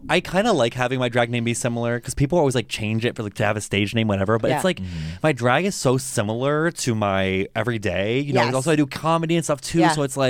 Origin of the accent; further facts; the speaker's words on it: outside of Baltimore, Maryland, United States; now in Chicago, United States; I grew up in outside of Baltimore. Mm-hmm. So East Coast.